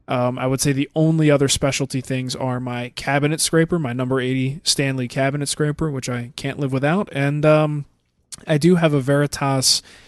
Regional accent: Netherlands; Hey, Matt and Mark, how are you there up over instead of down under? I'm from the Netherlands, and I have a question about hand planes.

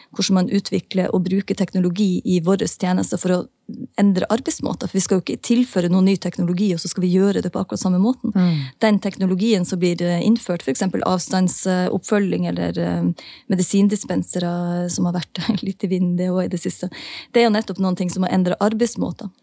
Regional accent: Northern Norway, Norway; also born or lived in Oslo; now in Tromsø, Norway; i nord der jeg er ifra

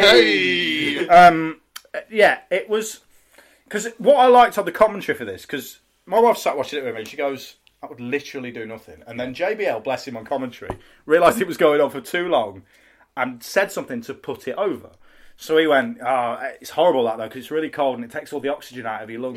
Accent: Midlands, United Kingdom; now in North of England, United Kingdom; I'm from the north. Well, I'm from the Midlands and now live in the north

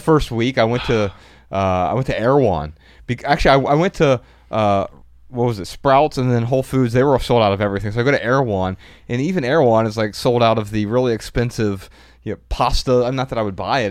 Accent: Dayton, Ohio, United States; also born or lived in Missoula, Montana; now in Southern California, United States; growing up in Dayton, Ohio, it's one of the cloudiest places you could be most of the year.

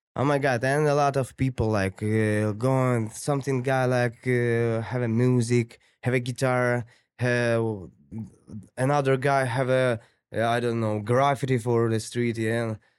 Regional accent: Ukraine; English is a second language; moved away as an adult; now in Toronto, Canada; I'm from Ukraine

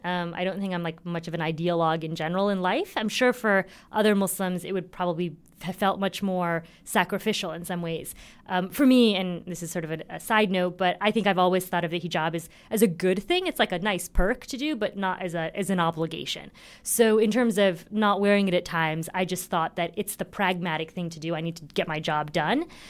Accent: Indiana, United States; I'm from Indiana

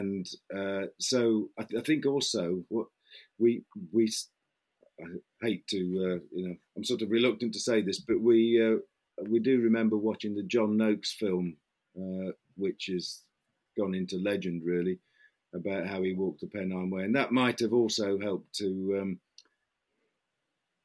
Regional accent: Midlands, United Kingdom; moved away; also born or lived in Essex; I come from, you might be able to tell from my accent, I'm not actually from Essex. I come from the Midlands.

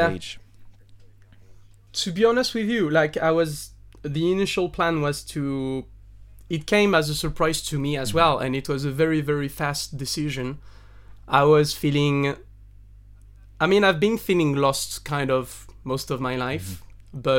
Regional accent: southern France, France; English is a second language; moved away as an adult; now in London, United Kingdom; uh, yeah, I'm uh, 30. Uh, I'm from France, near a village uh, in the near your village mm-hmm. in the south of France. We come from the same part. Uh, I've been living in London for like 10 years

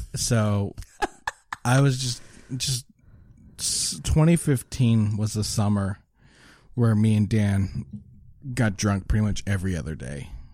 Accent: Lower Sackville, Nova Scotia, Canada; I grew up in Lower Sackville

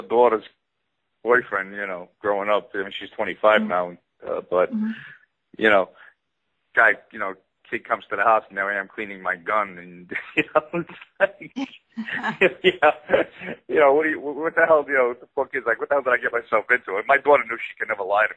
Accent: New York City, New York, United States; accent: Brooklyn; my Brooklyn accent

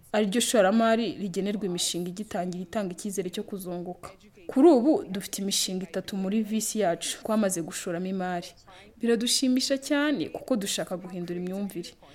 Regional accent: Angola; ndi umudije wo muri angora

